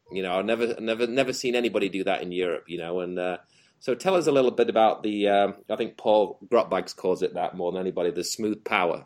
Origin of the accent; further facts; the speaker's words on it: England, United Kingdom; moved away; me, you, and Jamie being the English dudes there